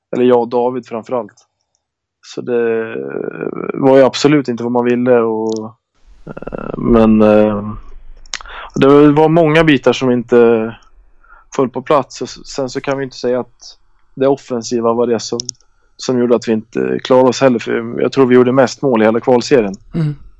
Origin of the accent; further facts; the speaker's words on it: Köping, Västmanland, Sweden; moved away; Jag spelar hemma i Köping bara.